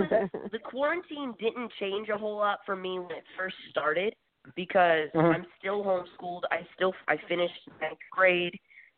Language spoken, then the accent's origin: English; Nashville, Tennessee, United States; also born or lived in California / Missouri; I was born and raised in Nashville, Tennessee, even though raised is kind of a funny word as to where I'm from because I've been going from California, Tennessee, and Missouri my entire life.